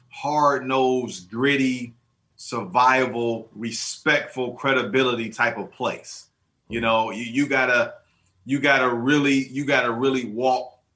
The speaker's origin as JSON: {"language": "English", "town": "Detroit", "region": "Michigan", "country": "United States", "tie": "born or raised there", "said": "I grew up. I grew up on East State Fair in 75."}